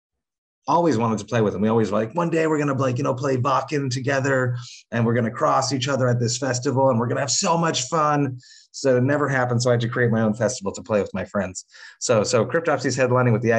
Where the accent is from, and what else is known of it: Montreal, Quebec, Canada; born or raised there